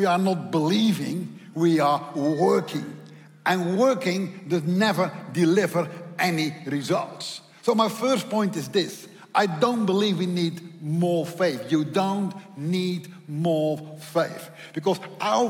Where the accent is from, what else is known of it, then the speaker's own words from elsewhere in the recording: Netherlands; accent: Dutch; English is a second language; my accent is Dutch